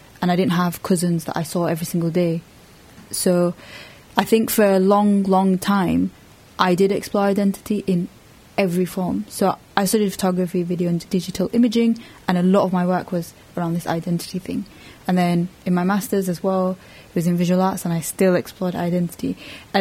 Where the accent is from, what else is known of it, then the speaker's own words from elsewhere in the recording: Bradford, Yorkshire and the Humber, United Kingdom; also born or lived in Sudan; I came here when I was one